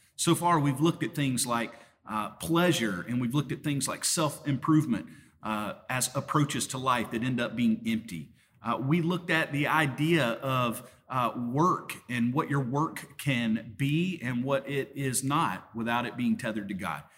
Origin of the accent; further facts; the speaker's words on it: Deep South, United States; accent: Southern; I ended up with a Southern accent because I grew up in the Deep South.